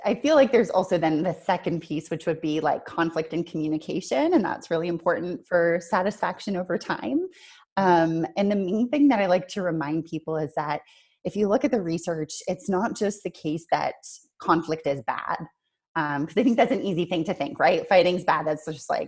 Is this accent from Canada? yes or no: yes; Canada; now in Auckland, New Zealand; I'm Canadian